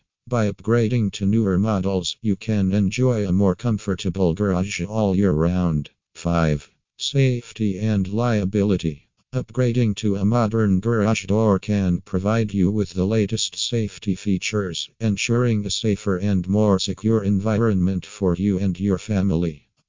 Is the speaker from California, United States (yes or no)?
no; Maryland, United States; from Maryland and USA.